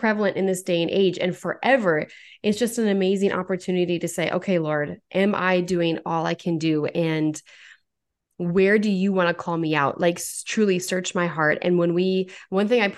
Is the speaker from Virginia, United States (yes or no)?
no; North Dakota, United States; I'm from North Dakota